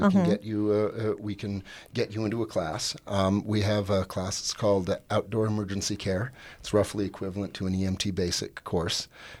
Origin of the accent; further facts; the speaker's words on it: Great Falls, Montana, United States; I'm born and raised in Great Falls, and let's see, I'm in my mid-50s